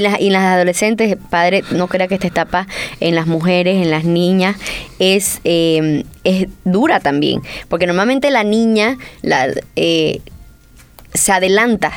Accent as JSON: {"language": "Spanish", "town": "San José de Chiquitos", "region": "Santa Cruz", "country": "Bolivia", "said": "somos de San José chiquitos"}